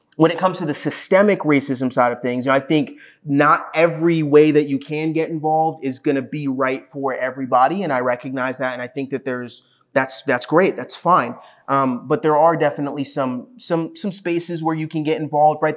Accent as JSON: {"language": "English", "town": "Ashburn", "region": "Virginia", "country": "United States", "tie": "born or raised there", "said": "growing up in Ashburn"}